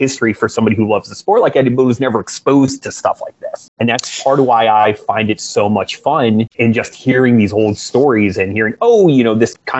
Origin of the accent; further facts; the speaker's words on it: Pennsylvania, United States; moved away; I grew up in the Northeast in Pennsylvania for 30 years of my life